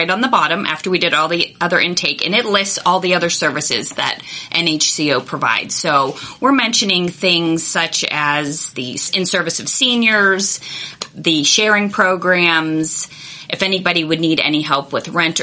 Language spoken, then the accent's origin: English; Allison Park, Pennsylvania, United States; I am from Allison Park. I live in Allison Park.